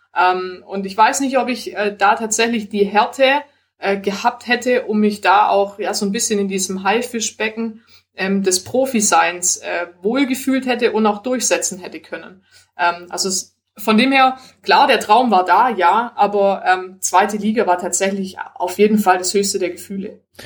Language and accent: German; Swabia, Germany; wir sind auch äh, alle aus dem Schwabenland und ich finde, als Schwabe